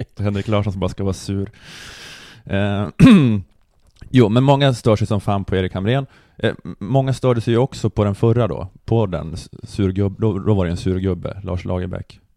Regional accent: Luleå, Norrbotten County, Sweden; jag är uppvuxen i Luleå

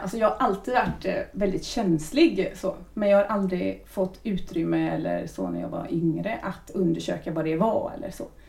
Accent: Lilla Edet, Västra Götaland, Sweden; also born or lived in Trollhättan; jag kommer från Lilla Edet. Mm. Så det är ju ändå ganska nära. Gått skolan i Trollhättan

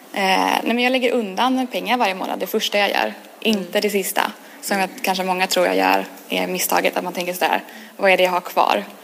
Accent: Gothenburg, Västra Götaland, Sweden; jag är från Göteborg

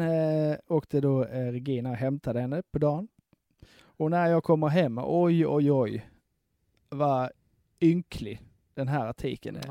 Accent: Broby, Skåne, Sweden; moved away; byn hemma i Broby

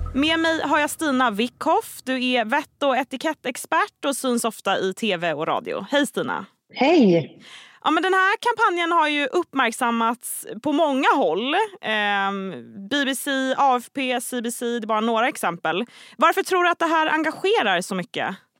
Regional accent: Stockholm, Stockholm County, Sweden; jag som är från Stockholm

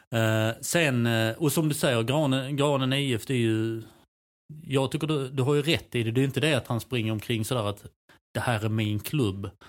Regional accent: Helsingborg, Skåne, Sweden; det kan jag tycka som helsingborgare

